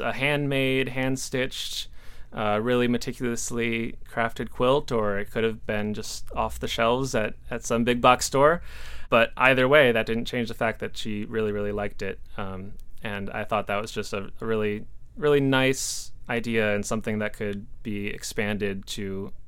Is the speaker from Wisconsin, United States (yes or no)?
yes; Milwaukee, Wisconsin, United States; moved away as an adult; also born or lived in Appleton, Wisconsin / Bowling Green, Ohio; I am originally from Milwaukee, Wisconsin. That's where I grew up, went to high school